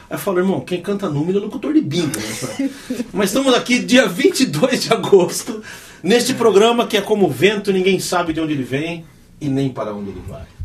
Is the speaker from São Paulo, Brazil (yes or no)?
yes; Ribeirão Preto, São Paulo, Brazil; Nasci em Ribeirão.